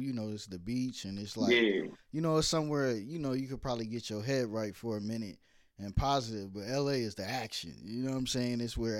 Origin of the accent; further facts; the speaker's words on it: Brooklyn, New York, United States; born there; because I was born in Brooklyn, and Oakland seemed like Brooklyn.